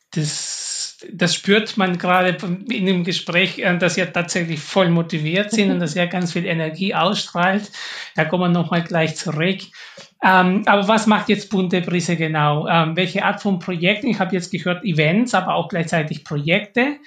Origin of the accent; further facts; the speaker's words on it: Peru; ich komme auch aus Peru